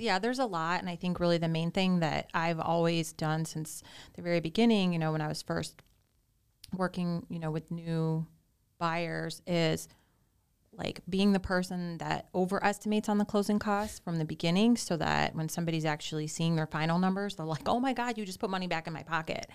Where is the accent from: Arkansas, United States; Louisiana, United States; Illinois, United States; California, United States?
Illinois, United States; suburbs of Chicago; moved away as an adult; now in Naples, United States; I'm originally from Illinois. I grew up in the suburbs of Chicago